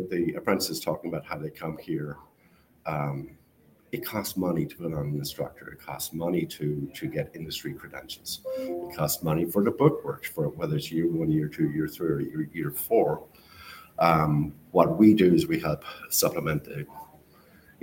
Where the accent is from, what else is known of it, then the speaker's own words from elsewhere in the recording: Ireland; now in United States; I come from Ireland